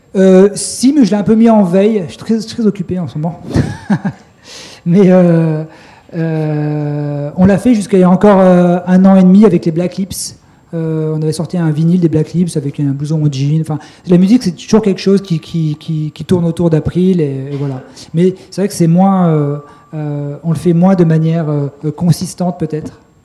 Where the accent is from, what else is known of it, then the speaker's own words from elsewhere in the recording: Grenoble, Auvergne-Rhône-Alpes, France; je suis de Grenoble